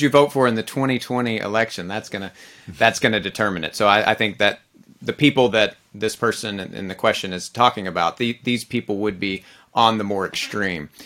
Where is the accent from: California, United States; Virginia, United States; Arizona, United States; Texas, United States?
Texas, United States; I'm a Texan, I'm an American